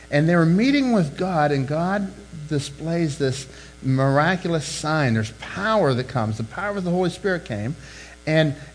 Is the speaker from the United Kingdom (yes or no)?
yes; England, United Kingdom; He's, he's Spanish, knows some English. I'm English, know like three words of Spanish